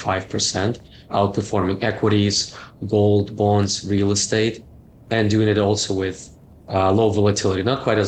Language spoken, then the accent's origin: English; Canada; I'm Canadian, so I worked for Ontario Teachers Pension Plan